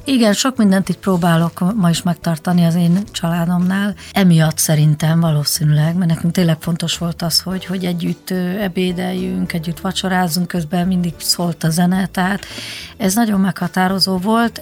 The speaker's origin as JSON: {"language": "Hungarian", "region": "Budapest", "country": "Hungary", "tie": "born or raised there", "also_born_or_lived": "Zalaegerszeg, Zala County, Hungary", "said": "elég korán, négy éves koromban felköltöztünk Budapestre"}